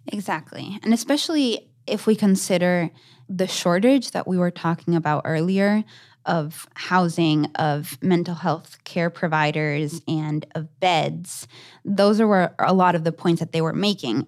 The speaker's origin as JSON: {"language": "English", "country": "Argentina", "moved": "yes", "said": "my home country of Argentina"}